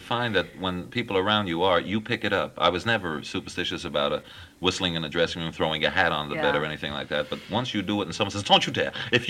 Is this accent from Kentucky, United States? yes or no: no; New York City, New York, United States; moved away; I was born and raised in New York